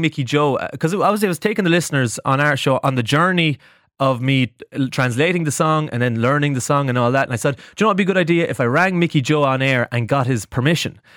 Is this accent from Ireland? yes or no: yes; Cashel, Munster, Ireland; my hometown of Cashel